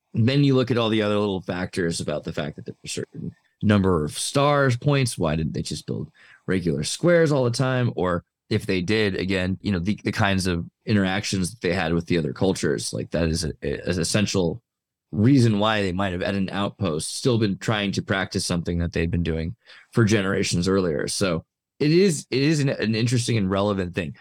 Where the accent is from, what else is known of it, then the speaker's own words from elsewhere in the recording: Humboldt, Santa Cruz area, California, United States; moved away; I'm from the West Coast, bro. I'm from Humboldt, basically. Santa Cruz Humboldt area. I don't live there now, but yeah, I did.